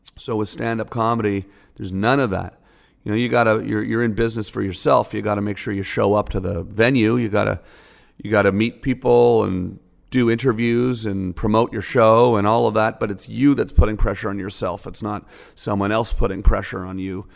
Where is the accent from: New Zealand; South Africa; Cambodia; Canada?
Canada; moved away as an adult; now in United States; I'm a Canadian